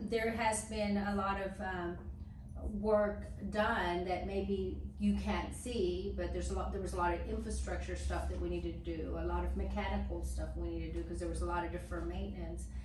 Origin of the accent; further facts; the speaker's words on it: Dallas, Texas, United States; growing up in West Dallas in an 800 square feet home, nine people, um, and one bathroom